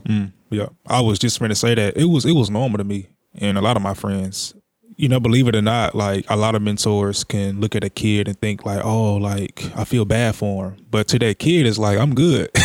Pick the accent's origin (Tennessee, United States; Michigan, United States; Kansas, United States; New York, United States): Tennessee, United States; Jackson; I'm born and raised in Jackson, Tennessee, all my life